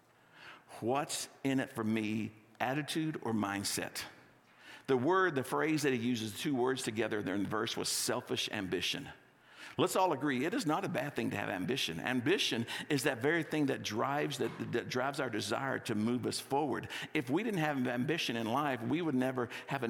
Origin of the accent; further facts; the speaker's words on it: Texas, United States; also born or lived in California; now in Littleton, United States; I grew up in Texas and I lived in California for 5 years.